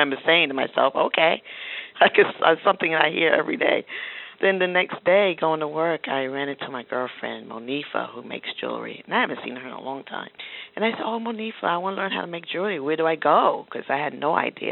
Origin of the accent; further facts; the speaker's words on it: New York City, New York, United States; I grew up in Queens, and my parents were artists